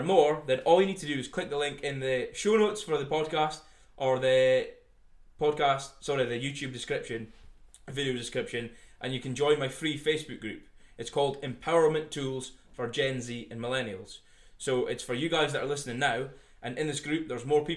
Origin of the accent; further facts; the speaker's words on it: Scotland, United Kingdom; I am from Scotland